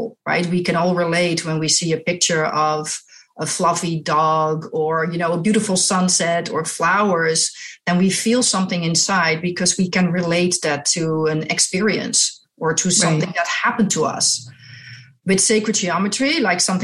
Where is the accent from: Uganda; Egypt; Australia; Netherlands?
Netherlands; I'm from Holland, the Netherlands, in Europe. I was born there. I was raised there and I went to art school there